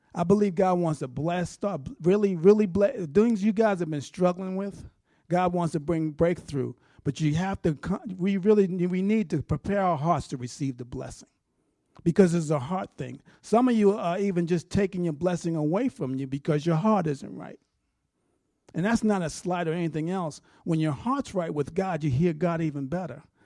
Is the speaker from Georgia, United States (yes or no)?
no; New York, United States; moved away; I'm a New Yorker